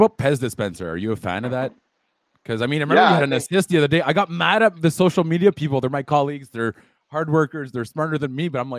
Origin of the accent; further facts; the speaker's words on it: Ottawa, Ontario, Canada; Ottawa, my hometown.